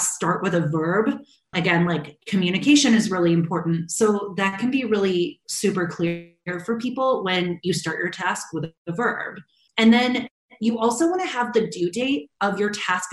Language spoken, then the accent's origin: English; St. Louis, Missouri, United States; moved away as an adult; now in Chicago, United States; my family moved from my hometown of St. Louis to Chicago